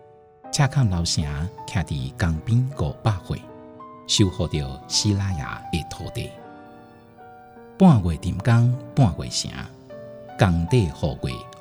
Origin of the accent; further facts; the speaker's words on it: Tainan, Taiwan; moved away; also born or lived in Yilan; 但我是在台南出生的。